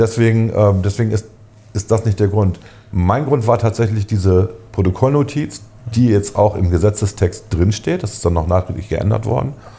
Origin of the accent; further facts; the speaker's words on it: Germany; als Deutsche